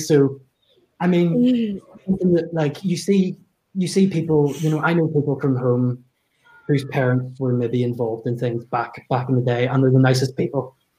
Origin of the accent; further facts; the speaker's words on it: England, United Kingdom; I think that I'll be marginalized because of my accent. Because from England